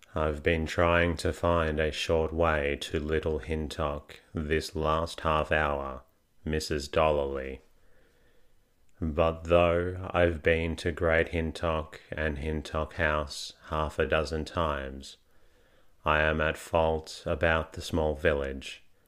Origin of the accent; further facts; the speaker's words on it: Australia; I am Australian, not British.